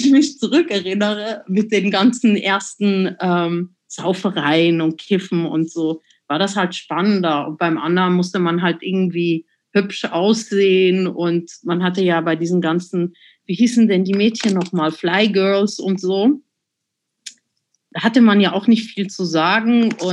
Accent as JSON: {"language": "German", "region": "Zurich", "country": "Switzerland", "tie": "born or raised there", "said": "Und ich bin ja in der Agglomeration von Zürich groß geworden. Äh, Seebach hieß das Kaff"}